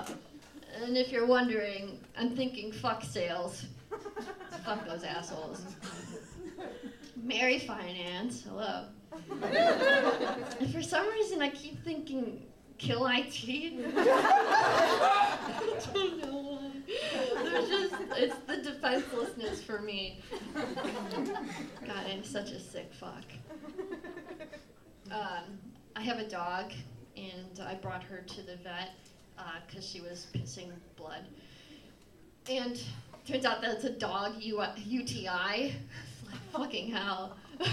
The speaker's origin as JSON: {"language": "English", "town": "Naperville", "region": "Illinois", "country": "United States", "said": "I'm from Naperville"}